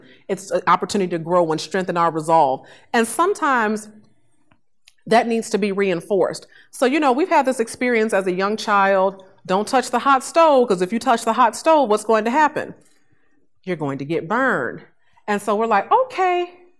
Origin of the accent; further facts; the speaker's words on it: Chicago, Illinois, United States; I grew up in Inglewood, south side of Chicago, you know, for several years